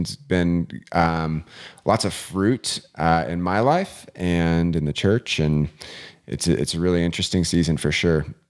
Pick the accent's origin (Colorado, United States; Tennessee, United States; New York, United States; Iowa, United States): Colorado, United States; Vail; now in Eagle, United States; I grew up in Vail, um, which is just, you know, fifteen minutes up the road, and we had bears constantly